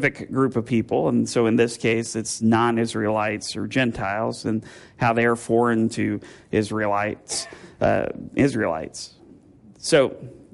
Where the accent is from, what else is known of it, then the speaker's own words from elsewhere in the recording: Speedway, Indiana, United States; now in Bloomington, United States; I grew up in Speedway